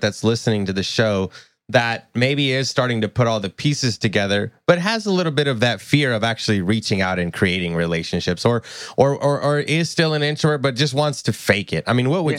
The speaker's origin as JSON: {"language": "English", "region": "Tennessee", "country": "United States", "said": "I'm from Tennessee"}